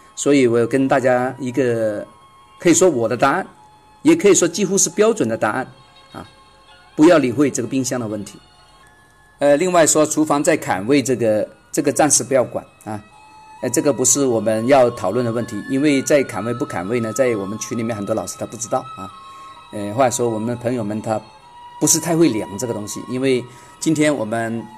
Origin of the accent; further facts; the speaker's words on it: China; 我们中国人嘛